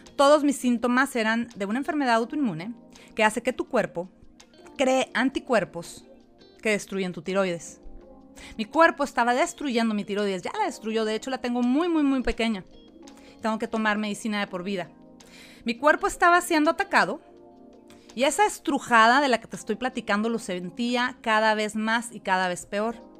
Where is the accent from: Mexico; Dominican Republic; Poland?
Mexico; now in United States; soy mexicana, vivo en Estados Unidos